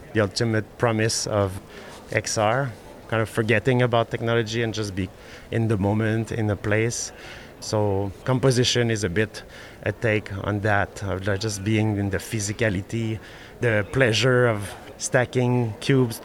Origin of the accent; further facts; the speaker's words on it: Montreal, Quebec, Canada; I'm from Montreal